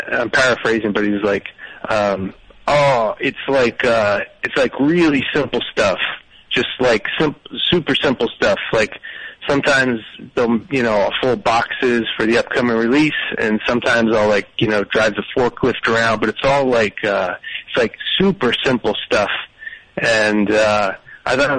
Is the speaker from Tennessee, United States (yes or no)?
no; Bethlehem, Pennsylvania, United States; now in Somerville, United States; Bethlehem, Pennsylvania, where I grew up